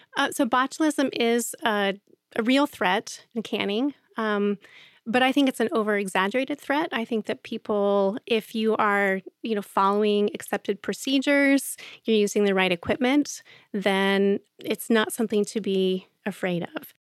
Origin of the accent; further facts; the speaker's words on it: Central Ohio, United States; I grew up in Central Ohio and in suburban Central Ohio